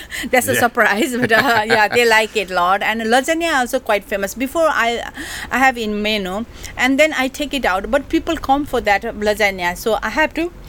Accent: Kathmandu, Bagmati, Nepal; English is a second language; moved away as an adult; now in Hong Kong; And I come from, I grown up in Kathmandu, from Kathmandu.

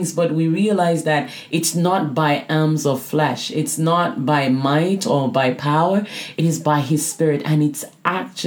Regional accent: Nigeria; moved away; also born or lived in Canada; I grew up in Nigeria

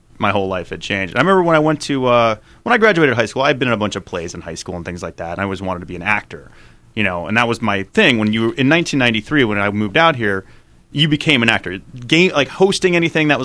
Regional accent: Tucson, Arizona, United States; moved away as an adult; growing up in Tucson

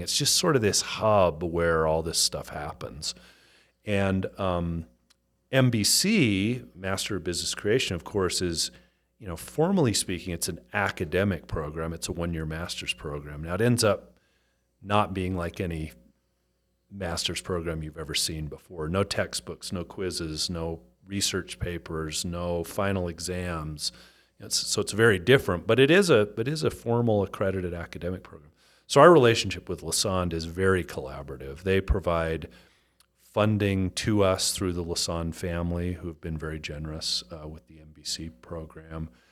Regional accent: Salt Lake City, Utah, United States; moved away as an adult; also born or lived in Chicago; born and raised in Salt Lake City

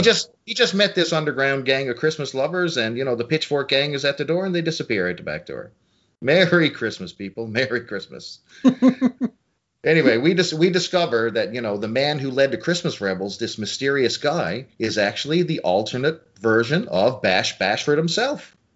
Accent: small town Newfoundland, Newfoundland and Labrador, Canada; small town Canada, Newfoundland, where I live

